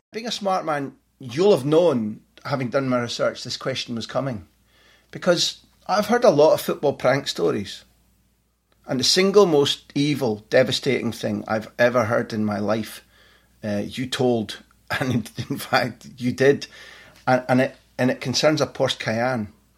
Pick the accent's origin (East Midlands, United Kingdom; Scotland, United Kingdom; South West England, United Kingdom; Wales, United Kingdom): Scotland, United Kingdom; as a Scot